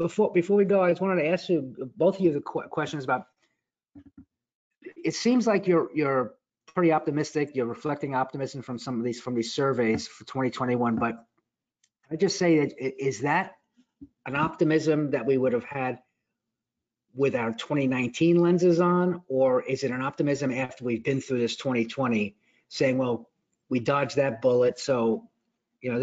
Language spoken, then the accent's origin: English; New York City, New York, United States; I'm a native Brooklynite